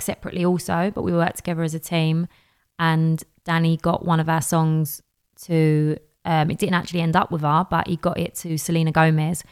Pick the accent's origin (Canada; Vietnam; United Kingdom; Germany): United Kingdom; London; accent: Cockney; I'm from Bow.